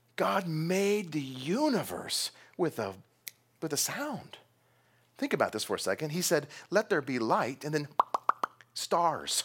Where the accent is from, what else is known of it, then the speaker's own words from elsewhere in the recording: Texas, United States; I'm from Texas